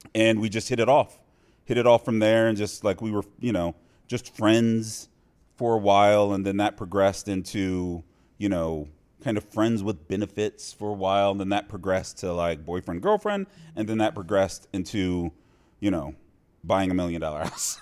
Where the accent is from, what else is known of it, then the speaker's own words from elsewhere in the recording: Cincinnati, Ohio, United States; moved away as an adult; also born or lived in Iowa; now in Las Vegas, United States; born and raised in Cincinnati.